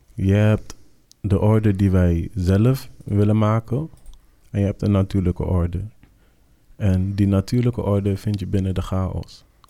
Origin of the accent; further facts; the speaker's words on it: Netherlands; als wij hier als Nederlanders